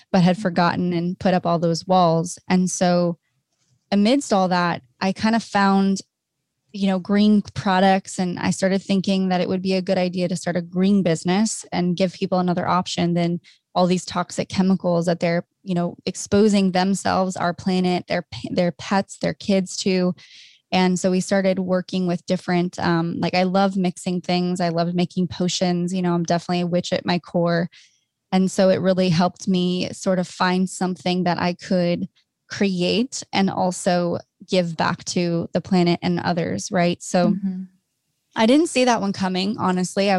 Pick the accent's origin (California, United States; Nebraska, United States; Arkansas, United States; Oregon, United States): California, United States; Orange County; now in Los Angeles, United States; I'm from Orange County, a little Orange Curtain girl